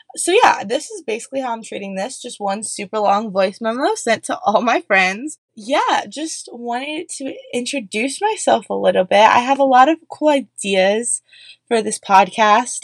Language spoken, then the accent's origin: English; Columbus, Ohio, United States; moved away as an adult; also born or lived in New York; now in Pennsylvania, United States; I am from Columbus, Ohio. I grew up in the suburbs